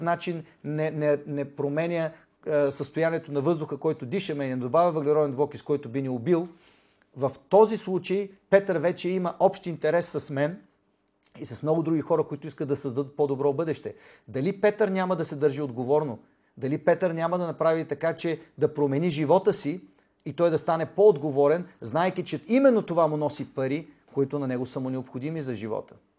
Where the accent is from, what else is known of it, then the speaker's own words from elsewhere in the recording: Bulgaria; аз съм българин